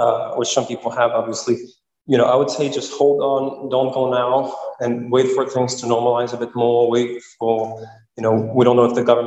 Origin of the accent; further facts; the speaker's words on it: Canada; As a Canadian